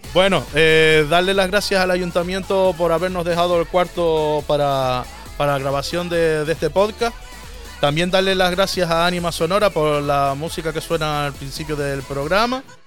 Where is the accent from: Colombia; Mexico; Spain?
Spain; Canary Islands; soy canario